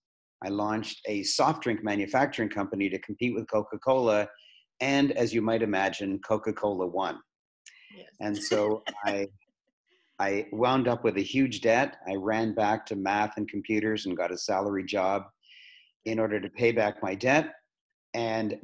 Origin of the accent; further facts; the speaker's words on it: Toronto, Ontario, Canada; I was born in Toronto. I've lived in Toronto all my life. I'm a very proud Canadian